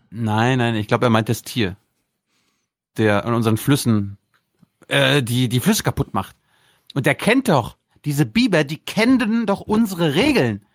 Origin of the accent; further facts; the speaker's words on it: Mecklenburg-Vorpommern, Germany; moved away; meine Heimatstadt, meine Heimat, wo ich geboren wurde, wo ich aufgewachsen wurde